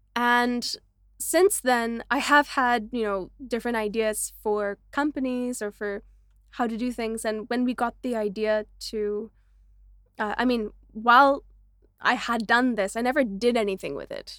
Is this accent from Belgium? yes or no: no; Canada; also born or lived in Vancouver; now in Mumbai, India; me as a Canadian